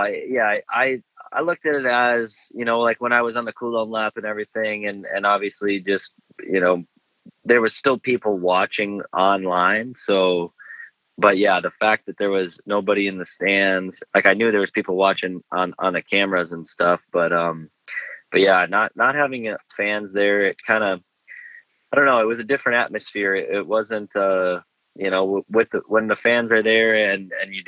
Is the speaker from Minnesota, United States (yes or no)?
yes; Minnesota, United States